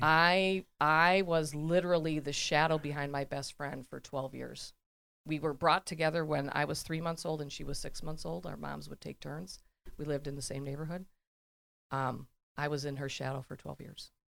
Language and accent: English; Elm Grove, Wisconsin, United States; born or raised there